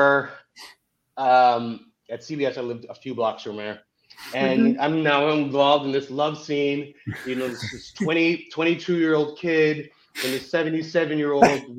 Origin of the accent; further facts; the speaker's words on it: Canada; also born or lived in Zimbabwe; I'm from Africa and grew up in Canada